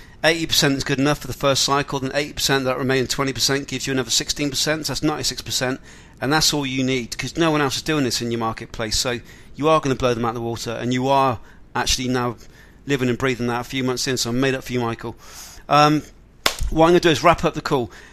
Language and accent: English; England, United Kingdom; I'm not from Australia, from England